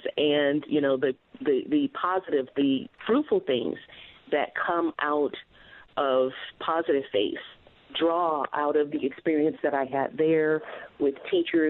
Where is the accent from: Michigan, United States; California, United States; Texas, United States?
Michigan, United States; Detroit; now in San Diego, United States; growing up in Detroit